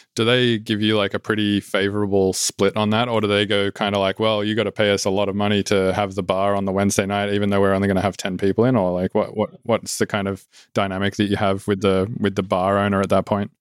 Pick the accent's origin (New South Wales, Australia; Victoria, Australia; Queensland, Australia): New South Wales, Australia; Sydney; moved away; it's, like, my hometown